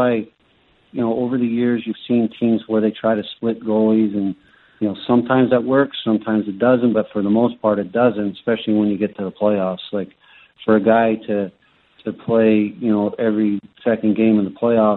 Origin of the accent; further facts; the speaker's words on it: Canada; Growing up in Canada, we started drinking beer and whiskey